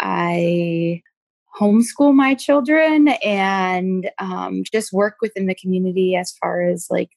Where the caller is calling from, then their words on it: Wisconsin, United States; Hi, I am in southern Wisconsin. I reside with my four children.